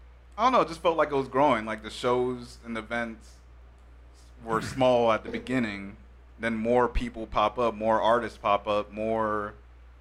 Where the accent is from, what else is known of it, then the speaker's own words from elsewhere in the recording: Anaheim, California, United States; I'm from Anaheim